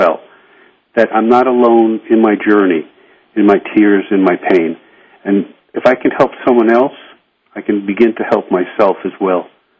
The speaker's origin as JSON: {"language": "English", "region": "New York", "country": "United States", "said": "I remember as a New Yorker, I would look up into tall buildings"}